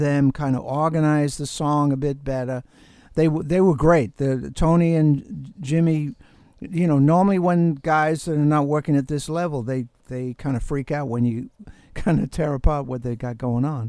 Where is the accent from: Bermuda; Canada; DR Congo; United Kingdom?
Bermuda; I grew up in Bermuda